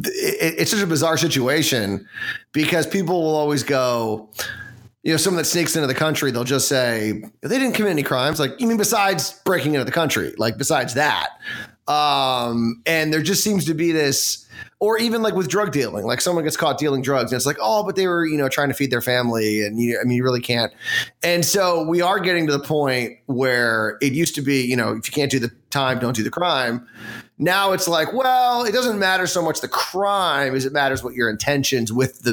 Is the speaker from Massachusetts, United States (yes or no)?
no; Washington, District of Columbia, United States; someone that was born in D.C.